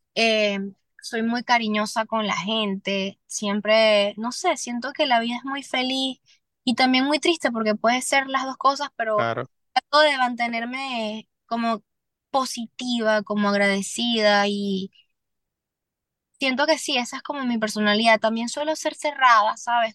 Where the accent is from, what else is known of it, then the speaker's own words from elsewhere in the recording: Venezuela; moved away as an adult; now in Miami, United States; hay muchas circunstancias difíciles en mi país